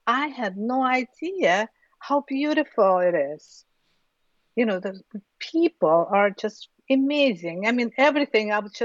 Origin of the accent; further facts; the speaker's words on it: Urals, Russia; And, you know, I'm from Urals.